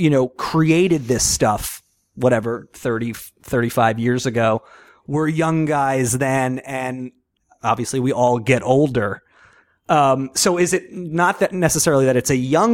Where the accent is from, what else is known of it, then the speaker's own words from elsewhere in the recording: Long Island, New York, United States; growing up on Long Island, like mid-90s